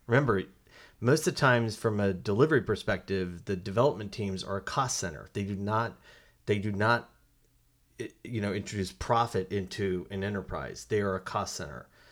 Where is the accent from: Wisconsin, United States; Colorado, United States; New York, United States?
Colorado, United States; moved away; I'm from Colorado originally